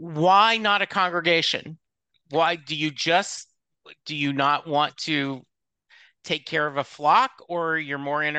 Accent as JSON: {"language": "English", "region": "Louisiana", "country": "United States", "tie": "born or raised there", "also_born_or_lived": "Texas", "moved": "yes", "said": "I grew up in Louisiana. We moved to Texas in 84. My dad was in the Army. We moved around a lot, but I grew up in a Southern Baptist home"}